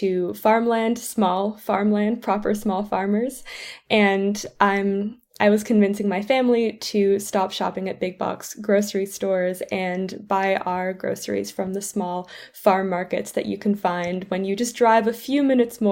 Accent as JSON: {"language": "English", "country": "Canada", "also_born_or_lived": "St Andrews, Scotland", "moved": "as an adult", "said": "I'm from Canada"}